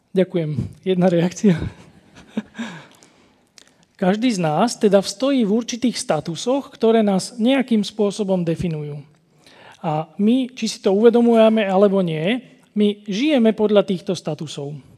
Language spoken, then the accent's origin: Slovak; Slovakia; u nás na Kopaniciach sa tomu hovorí, že moja huba predbieha môj rozum